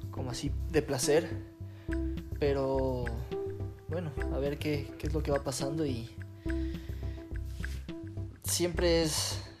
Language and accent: Spanish; Quito, Pichincha, Ecuador; y nací en Quito, en, la cordillera. Pero sí, soy, soy de sangre caliente.